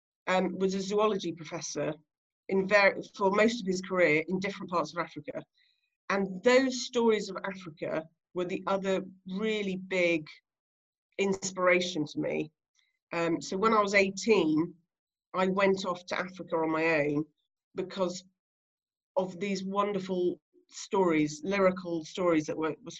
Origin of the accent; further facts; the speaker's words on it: Guernsey; I grew up on Alderney, which is one of the Channel Islands.